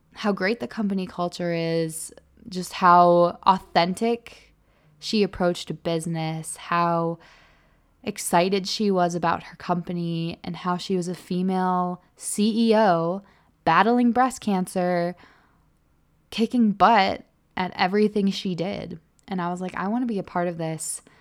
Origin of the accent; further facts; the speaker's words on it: Illinois, United States; moved away as an adult; also born or lived in Green Bay, Wisconsin; now in Salt Lake City, United States; I moved home to Illinois